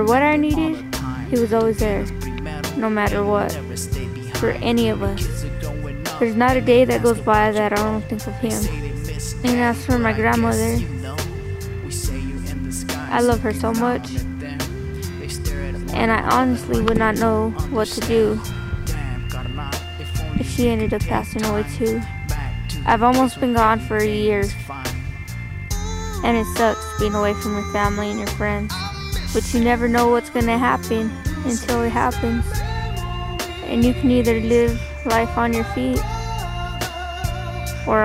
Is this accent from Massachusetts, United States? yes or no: no; Alamogordo, New Mexico, United States; I'm 17 years old and I'm from Alamogordo, New Mexico.